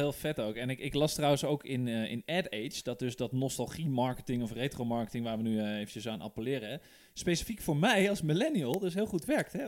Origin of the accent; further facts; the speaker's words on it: Netherlands; wij als Nederlanders en ons kleine landje